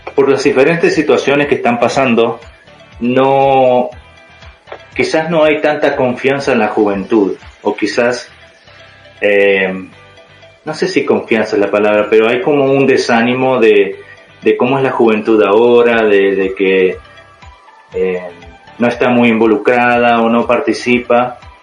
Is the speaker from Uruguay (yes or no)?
yes; Uruguay; moved away as an adult; also born or lived in Utah, United States; now in United States; soy de Uruguay, ah, tengo 33 años, estoy estudiando aquí en Estados Unidos